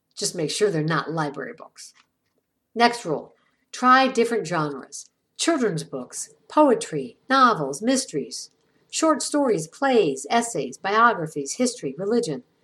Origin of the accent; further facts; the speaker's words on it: Ireland; I'm Irish.